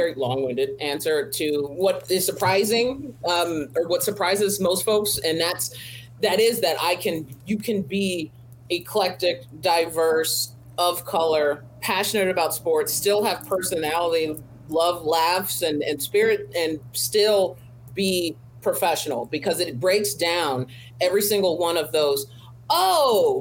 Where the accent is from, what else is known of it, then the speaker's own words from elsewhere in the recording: Riverside, California, United States; as a Black female growing up in Riverside, California